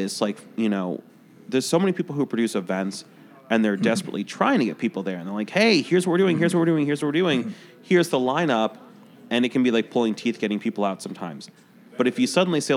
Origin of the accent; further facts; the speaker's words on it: Chicago, Illinois, United States; I grew up in Chicago.